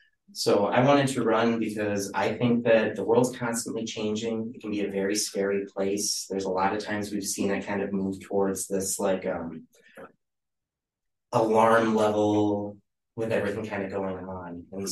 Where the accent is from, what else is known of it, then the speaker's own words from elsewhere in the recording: Byron, New York, United States; I grew up in Byron, born, raised, and it's not a very large community.